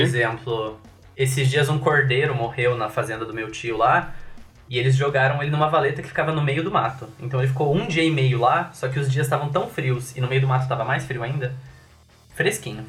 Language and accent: Portuguese; Cascavel, Paraná, Brazil; now in Curitiba, Brazil; Eu sou de Cascavel